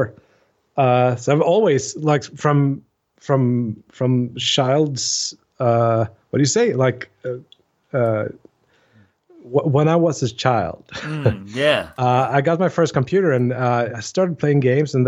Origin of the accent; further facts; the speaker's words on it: Jönköping, Jönköping County, Sweden; I'm a guy from Sweden, Jönköping, Sweden